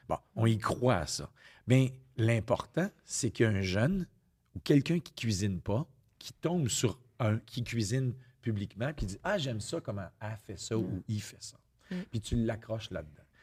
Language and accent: French; Quebec, Canada